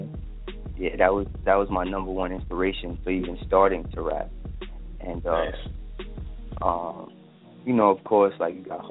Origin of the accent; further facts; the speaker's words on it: New York City, New York, United States; I'm from East Flatbush, section of Brooklyn